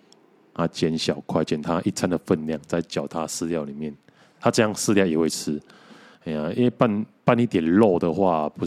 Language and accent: Chinese; Mituo, Kaohsiung, Taiwan; 所所以想说要要把他送回我老家的弥陀啊